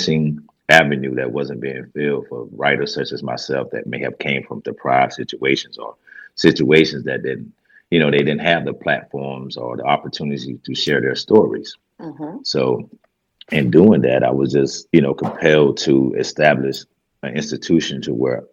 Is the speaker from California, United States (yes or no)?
no; Greenville, South Carolina, United States; I'm from Greenville, South Carolina. I was born and raised here